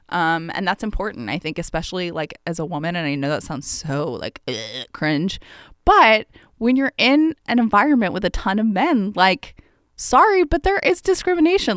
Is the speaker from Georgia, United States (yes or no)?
yes; Atlanta, Georgia, United States; I grew up in Atlanta